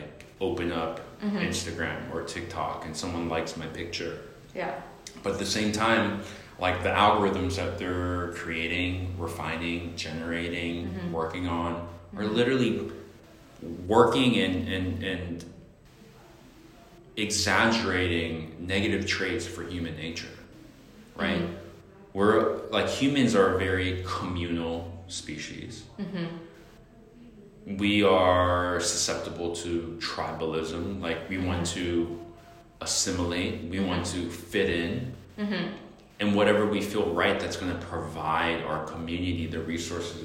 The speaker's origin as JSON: {"language": "English", "town": "San Francisco", "region": "California", "country": "United States", "tie": "born or raised there", "said": "growing up in San Francisco"}